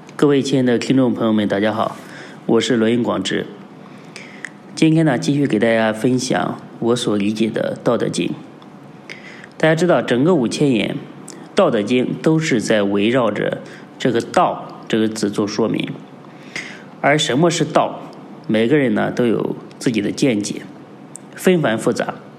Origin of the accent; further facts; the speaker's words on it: China; 我们中国人